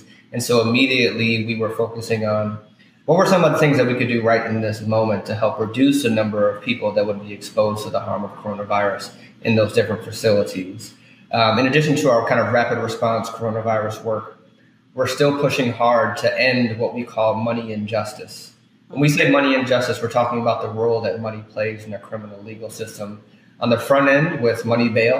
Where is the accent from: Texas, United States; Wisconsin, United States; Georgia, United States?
Wisconsin, United States; Milwaukee; moved away as an adult; also born or lived in Minnesota / New York / New Jersey; now in New Orleans, United States; I grew up in Milwaukee, Wisconsin